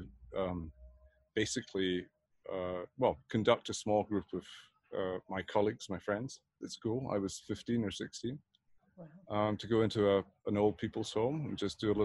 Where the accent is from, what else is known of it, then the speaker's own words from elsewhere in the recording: Edinburgh, Scotland, United Kingdom; moved away; also born or lived in Berlin, Germany; Born and bred in Edinburgh, my father was an organist and choir master, so I sang in the choir as a choir boy